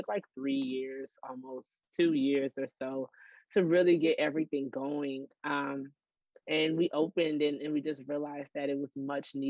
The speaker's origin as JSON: {"language": "English", "town": "New Orleans", "region": "Louisiana", "country": "United States", "also_born_or_lived": "Los Angeles / New York", "moved": "as an adult", "lives_now": "Dallas, United States", "said": "we're from New Orleans."}